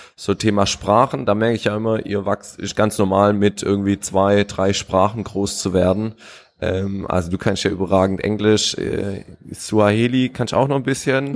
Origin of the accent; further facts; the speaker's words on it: Weinsberg, Baden-Württemberg, Germany; moved away as an adult; also born or lived in Malawi; meine Heimat ist ganz klar Weinsberg, aber ich groß geworden, habe 18 Jahre gewohnt